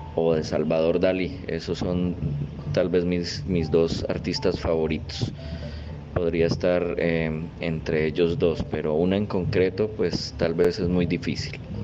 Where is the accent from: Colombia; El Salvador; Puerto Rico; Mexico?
Colombia; Málaga, Santander; nací en la ciudad de Málaga, Santander